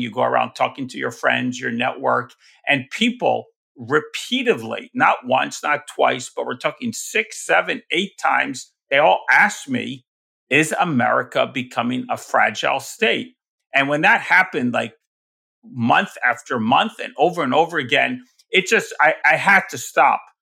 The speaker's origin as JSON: {"language": "English", "region": "New York", "country": "United States", "said": "I'm from New York"}